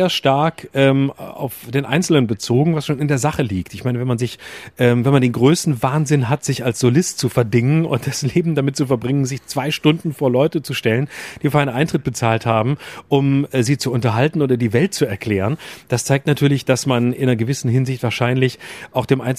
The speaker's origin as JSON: {"language": "German", "town": "Lörrach", "region": "Baden-Württemberg", "country": "Germany", "said": "wenn ich sage, ich komme aus Lörrach, sage ich mal gleich dazu, ich weiß nicht, ob du das kennst."}